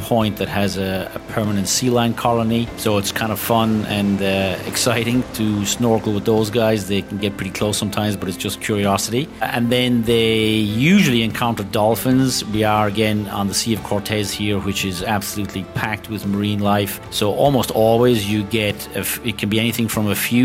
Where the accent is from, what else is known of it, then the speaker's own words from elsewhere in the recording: Ireland; moved away as an adult; now in Laredo, Spain; I'm Irish